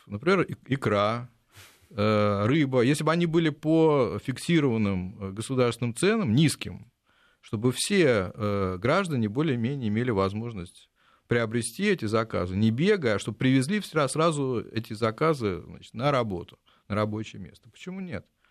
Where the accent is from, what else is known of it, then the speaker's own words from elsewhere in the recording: Lyubertsy, Moscow Oblast, Russia; в моем родном городе, подмосковных Люберцах